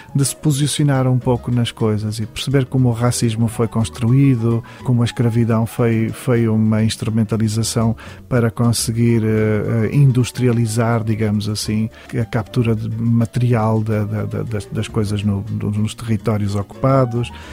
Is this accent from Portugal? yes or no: yes; Portugal; não posso destituir-me de ser um escritor português